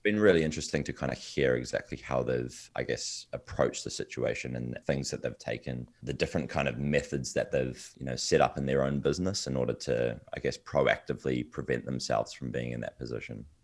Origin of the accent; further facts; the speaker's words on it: New Zealand; I'm originally from New Zealand, yes, at the bottom of the world. I'm miles away from, uh, from the U S. Um, but this is where I grew up